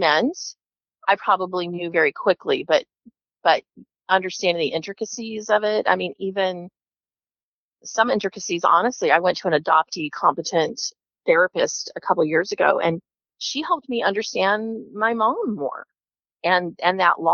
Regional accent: Kansas, United States; I was born in Kansas, which is an open adoption state, open birth certificate.

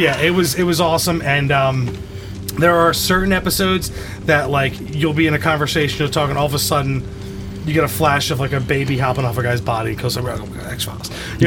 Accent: Bensalem, Pennsylvania, United States; my hometown, the episode, there's a segment where it takes place in Bensalem.

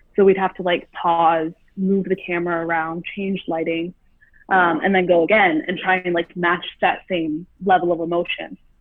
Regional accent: Southfield, Michigan, United States; moved away as an adult; now in California, United States; I'm born and raised in Southfield, Michigan, which is like a suburb outside of Detroit

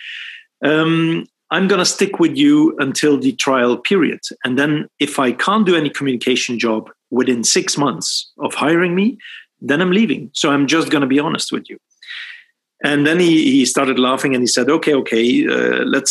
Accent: Belgium; moved away as an adult; also born or lived in Sweden; I was raised in Belgium, born and raised in Belgium.

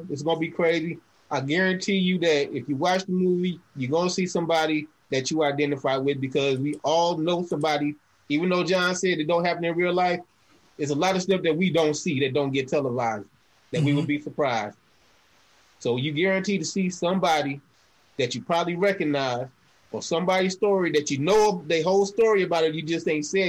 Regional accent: Grand Rapids, Michigan, United States; now in Atlanta, United States; Originally, I'm from Grand Rapids, Michigan, but I've been in Atlanta for like 20 years now.

